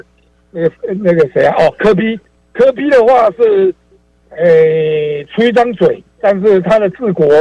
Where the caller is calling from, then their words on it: Taipei, Taiwan; 我住台北市。